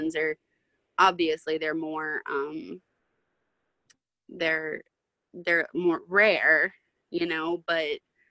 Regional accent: Louisiana, United States; I'm from Louisiana

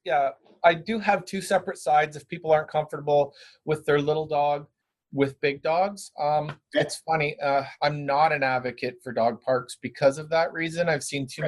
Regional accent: Brantford, Ontario, Canada; now in Guelph, Canada; I actually live in Guelph. I grew up in Brantford

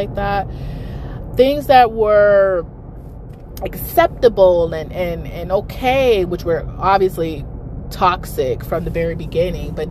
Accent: New York, United States; moved away; I grew up in New York half my life

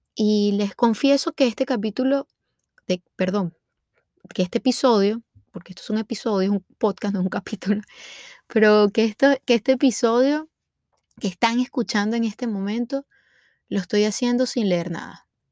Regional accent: Venezuela; moved away as an adult; now in United States; soy venezolana y tengo 30 años. me vine a vivir a Estados Unidos hace aproximadamente 5 años

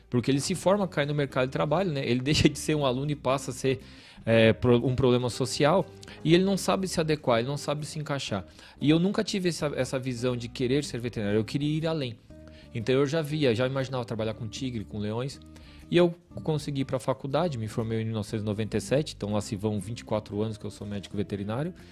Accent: Tubarão, Santa Catarina, Brazil; also born or lived in São Leopoldo; Eu nasci no hospital militar, só que com dois anos eu vim para Tubarão e fui criado lá no Revoredo, na Vila Carlos Gomes e eu fiquei em Tubarão a minha vida inteira.

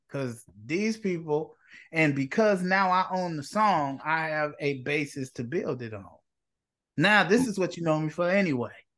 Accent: Chicago, Illinois, United States; I'm from Inglewood. I'm from the neighborhood that people most fear in the city of Chicago along with the West Side.

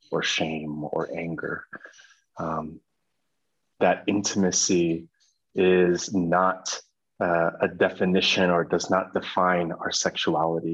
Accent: United States; I come from America

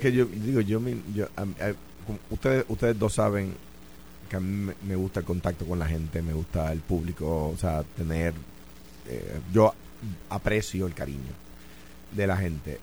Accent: Puerto Rico; donde yo estoy ahora mismo en mi país

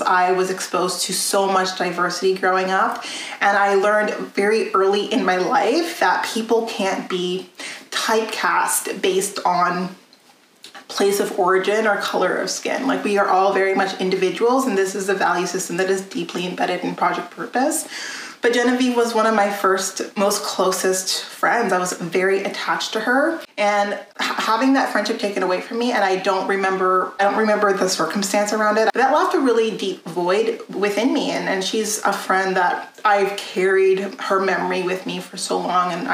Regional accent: a very small French community, Alberta, Canada; moved away; also born or lived in Edmonton, Alberta / Ontario; I was born in Edmonton, Alberta, and raised in a very small French community before moving out to Ontario.

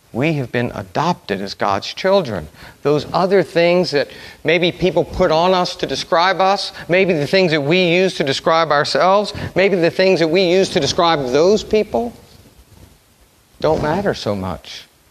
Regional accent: New Orleans, Louisiana, United States; I'm from New Orleans. I went to Brother Martin High School.

